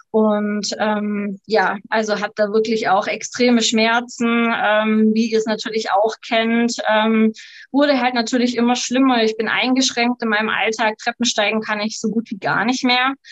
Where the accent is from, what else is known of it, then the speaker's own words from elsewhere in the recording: Baden-Württemberg, Germany; komme vom wundervollen Bodensee, ähm, wohne jetzt auf der bayerischen Seite.